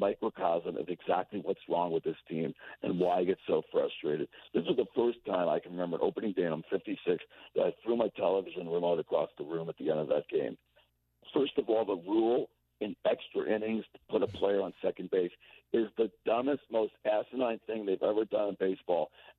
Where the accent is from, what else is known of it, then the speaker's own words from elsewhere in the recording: Westchester, New York, United States; also born or lived in Bronx, New York; now in Massachusetts, United States; I was born in the Bronx, raised in Westchester.